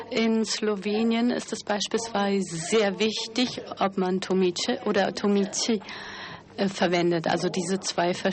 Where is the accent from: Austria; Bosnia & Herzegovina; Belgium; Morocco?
Bosnia & Herzegovina; Sarajevo, Federation of Bosnia and Herzegovina; born there; Ich bin zuerst in, ich bin in Sarajevo geboren worden und dann sind wir umgezogen